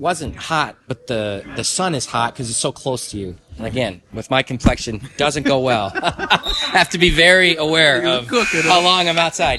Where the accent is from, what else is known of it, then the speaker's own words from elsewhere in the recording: Midland, Michigan, United States; moved away as an adult; now in Kankakee, United States; our, town where I grew up in is called Midland, the middle of the state.